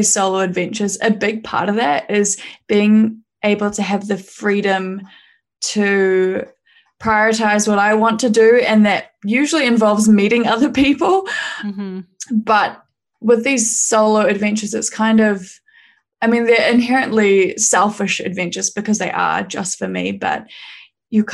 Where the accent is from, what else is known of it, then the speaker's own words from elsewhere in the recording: New Zealand; I was from New Zealand